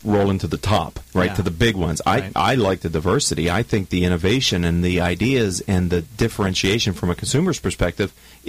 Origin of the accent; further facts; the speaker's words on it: Pittsburgh, Pennsylvania, United States; we are both from Pittsburgh